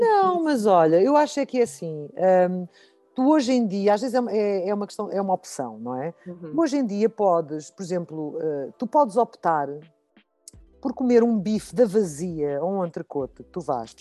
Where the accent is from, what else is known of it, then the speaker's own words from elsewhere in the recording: Lisbon, Portugal; eu sou de Lisboa